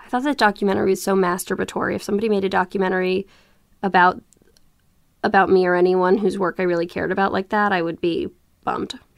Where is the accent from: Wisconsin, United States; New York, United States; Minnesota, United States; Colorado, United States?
New York, United States; I grew up in Soho in New York before it was what we know it to be